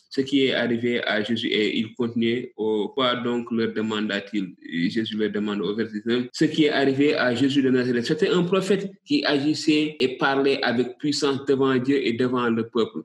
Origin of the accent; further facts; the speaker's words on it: Senegal; ici chez nous au Sénégal